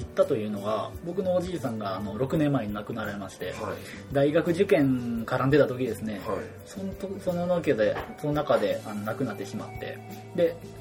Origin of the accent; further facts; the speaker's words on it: Hokkaido, Japan; moved away as an adult; now in Kochi, Japan; 私は北海道石川市出身